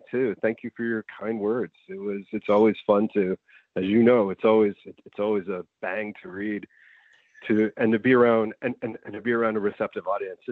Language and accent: English; New York City, New York, United States; moved away as an adult; also born or lived in Long Island, New York; now in Buffalo, United States; I was born in Astoria, Queens